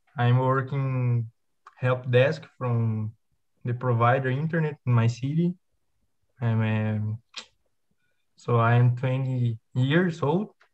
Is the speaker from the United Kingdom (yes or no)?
no; Duartina, São Paulo, Brazil; English is a second language; I'm from Duartina, small city in the São Paulo